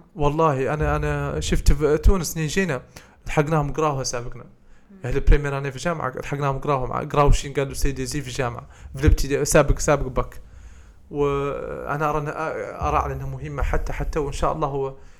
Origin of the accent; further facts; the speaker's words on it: Mauritania; احنا الموريتانيين